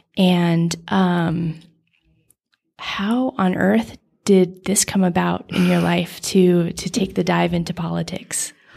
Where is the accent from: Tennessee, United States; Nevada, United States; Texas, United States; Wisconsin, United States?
Nevada, United States; I grew up in Nevada